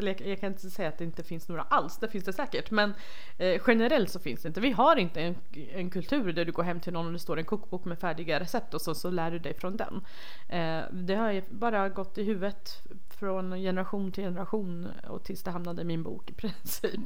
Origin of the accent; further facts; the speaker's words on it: Rojhalat, Iranian Kurdistan, Iran; moved away; där jag kommer ifrån som är Rojhalat